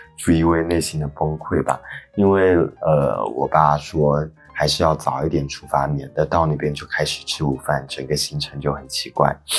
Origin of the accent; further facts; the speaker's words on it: Fuzhou, Fujian, China; moved away; 国庆回福州了